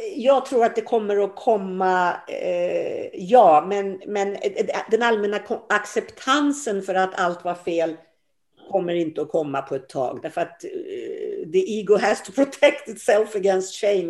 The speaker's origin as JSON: {"language": "Swedish", "country": "Sweden", "said": "vi svenskar"}